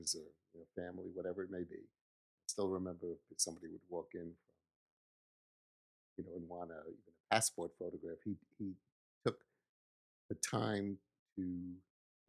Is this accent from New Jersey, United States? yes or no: no; New York City, New York, United States; also born or lived in Manhattan; I think we moved up to Riverdale